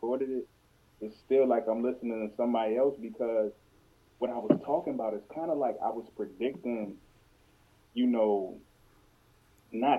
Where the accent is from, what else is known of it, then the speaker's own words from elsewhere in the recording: Maryland, United States; also born or lived in Georgia / Baltimore, Maryland; I grew up in Atlanta for a while, too, you know, in Georgia, a small town over there, you know, and then we moved up here to Maryland when I was 12